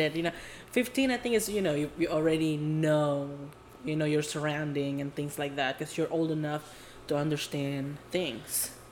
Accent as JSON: {"language": "English", "region": "Jakarta", "country": "Indonesia", "tie": "born or raised there", "moved": "yes", "lives_now": "California, United States", "said": "I was born and raised in Indo, um, Jakarta to be exact"}